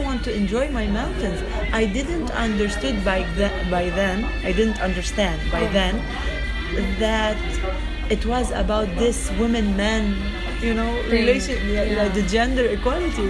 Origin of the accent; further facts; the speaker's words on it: Beirut, Beirut Governorate, Lebanon; moved away as an adult; also born or lived in Los Angeles / Europe; I'm from Beirut